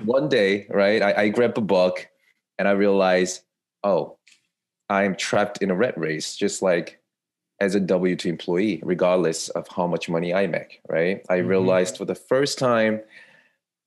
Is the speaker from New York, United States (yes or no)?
yes; New York, United States; I'm from New York